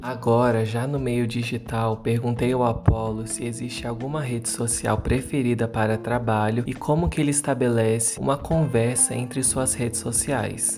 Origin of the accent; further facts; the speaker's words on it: Brazil; Sendo brasileiros